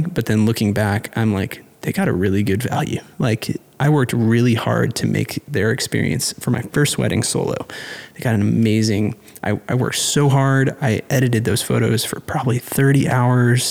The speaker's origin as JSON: {"language": "English", "town": "Austin", "region": "Texas", "country": "United States", "tie": "born or raised there", "also_born_or_lived": "Arlington, Texas", "lives_now": "Fort Worth, United States", "said": "I grew up in Austin"}